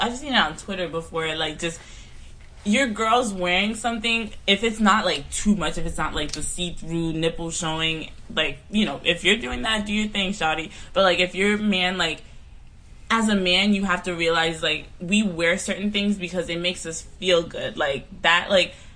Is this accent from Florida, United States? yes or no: yes; Palm Beach, Florida, United States; I'm from Palm Beach